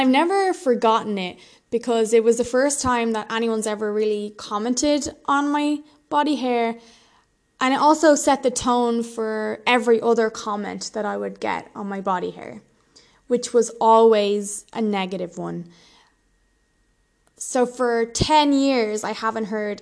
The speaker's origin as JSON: {"language": "English", "country": "Ireland", "said": "I'm Irish and super pale"}